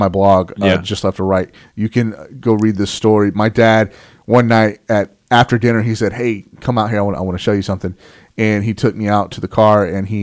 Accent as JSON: {"language": "English", "town": "Springtown", "region": "Texas", "country": "United States", "tie": "born or raised there", "also_born_or_lived": "Seattle area", "moved": "yes", "said": "I lived in a small town. Uh-huh. Not Bosnia, small town, but just still. I lived in Springtown, Texas"}